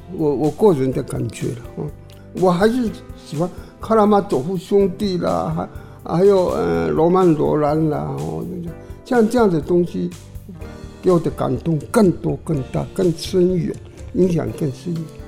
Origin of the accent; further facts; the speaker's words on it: Longtan, Taoyuan, Taiwan; first language Taiwanese Hokkien; Chinese is a second language; also born or lived in Daxi, Taoyuan / Taipei; 扳回龙潭现在是客家庄咯